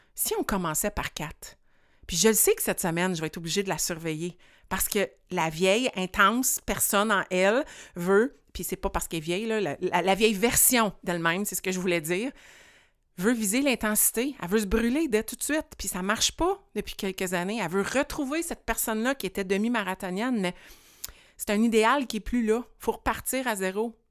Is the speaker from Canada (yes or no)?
yes; rural Quebec, Canada; fille de campagne ici qui était prise au centre-ville de Montréal